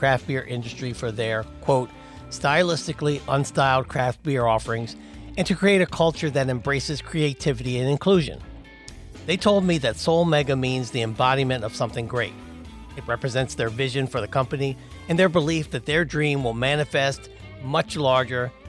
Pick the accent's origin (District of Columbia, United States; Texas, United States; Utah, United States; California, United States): District of Columbia, United States; Washington; a place that I know and love because I was born there, the District of Columbia, Washington, D.C.